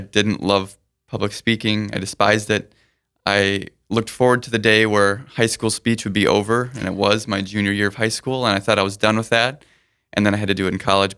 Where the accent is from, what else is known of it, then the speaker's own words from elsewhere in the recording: Sioux Falls, South Dakota, United States; also born or lived in Burnsville, Minnesota; Most of my childhood's been spent since two and a half in Sioux Falls